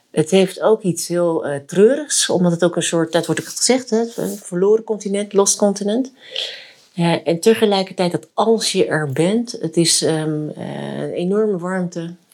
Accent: Friesland, Netherlands; also born or lived in South Korea; ik ben eh, geboren in Zuid-Korea. Ehm, en ik ben eh, geadopteerd in, eh, door een gezin of door twee ouders in, en naar Friesland verhuisd, een heel klein dorp.

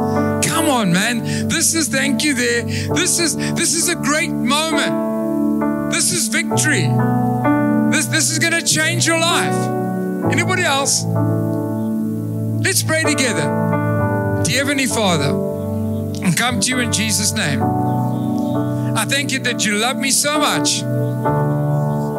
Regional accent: Durban, KwaZulu-Natal, South Africa; I come from Durban

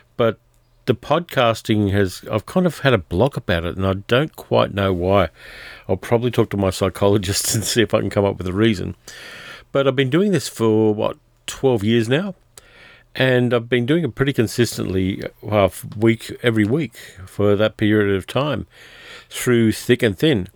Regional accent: Australia; My hometown has been covered in bushfire smoke for About two weeks now, I've got family there

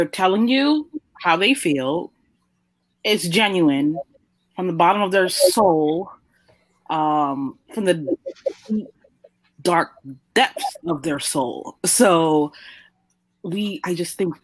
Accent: New York, United States; growing up in New York

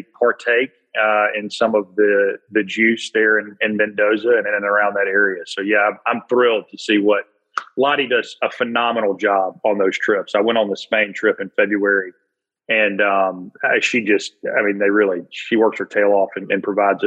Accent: Birmingham, Alabama, United States; born and raised in Birmingham, Alabama

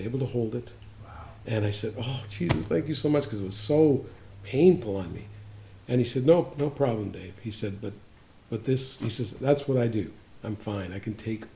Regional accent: Kamloops, British Columbia, Canada; I grew up in Kamloops

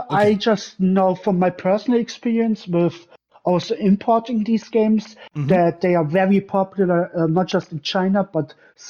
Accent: Bavaria, Germany; I'm from Germany, Bavaria to be specific.

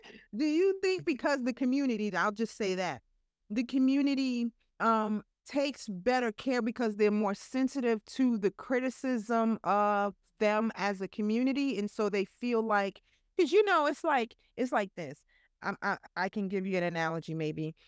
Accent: New York, United States; I'm from New York

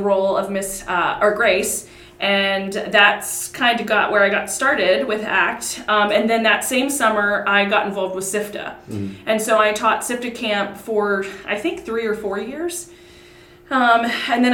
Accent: Mercersburg, Pennsylvania, United States; I've been around this area my whole life. I grew up in Mercersburg

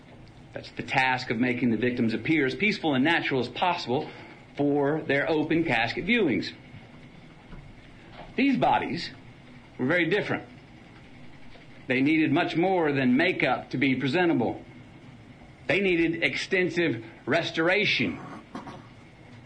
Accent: Uvalde, Texas, United States; moved away; my stories from my hometown, Uvalde

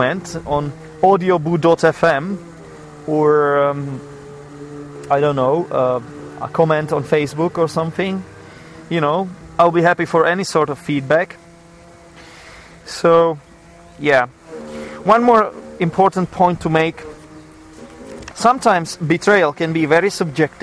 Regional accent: Czechia; I am from the Czech Republic. We have some culture here.

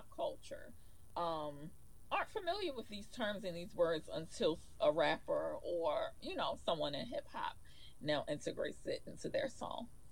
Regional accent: Baltimore, Maryland, United States; also born or lived in New York City; this is home for us. We are in our hometown, and I feel like there are great things here.

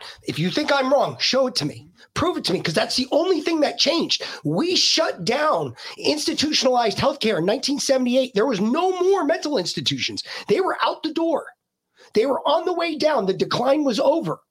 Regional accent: New York City, New York, United States; moved away; also born or lived in Connecticut; when I was growing up, we grew up in New York in the 80s

